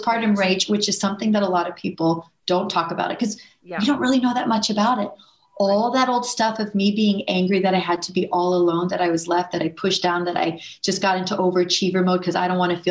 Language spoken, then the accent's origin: English; Houston, Texas, United States; I grew up in Houston, Texas